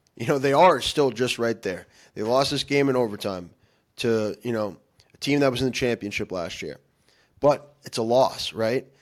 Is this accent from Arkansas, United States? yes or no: no; Massachusetts, United States; we're from Massachusetts